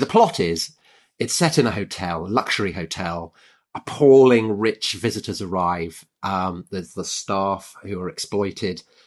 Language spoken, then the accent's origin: English; United Kingdom; I'm British